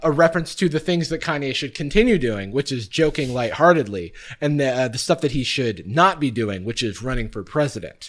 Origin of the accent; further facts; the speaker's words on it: the South, United States; also born or lived in Gainesville, Florida / Atlanta; I grew up in the South also.